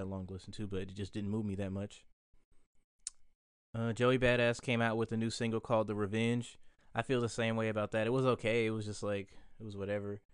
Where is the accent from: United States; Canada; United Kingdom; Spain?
United States; some Africans treat us as Black Americans